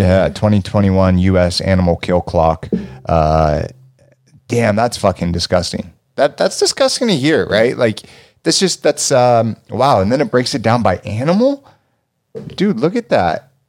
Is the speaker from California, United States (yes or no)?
yes; Los Angeles, California, United States; me growing up in California, Los Angeles